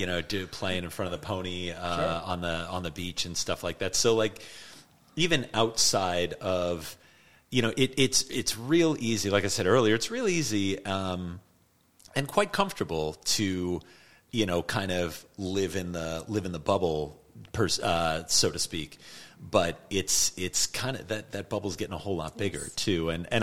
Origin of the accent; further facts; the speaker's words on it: Asbury Park, New Jersey, United States; I'm from Asbury Park.